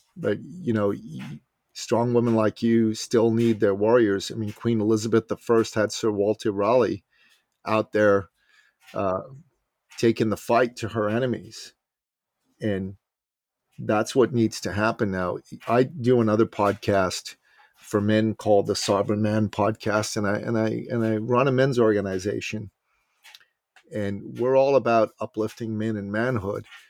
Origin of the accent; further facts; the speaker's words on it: Iran; moved away; I'm from Iran